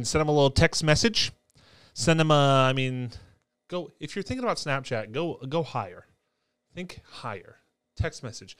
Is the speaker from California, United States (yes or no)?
no; Binghamton, New York, United States; moved away; I grew up in Binghamton, New York, Fessel, New York, actually, is where I grew up, the greater, greater Binghamton area